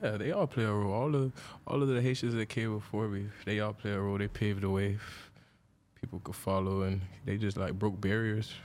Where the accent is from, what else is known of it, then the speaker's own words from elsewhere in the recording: Deerfield Beach, Florida, United States; where I stayed at in Florida, I stayed in Deerfield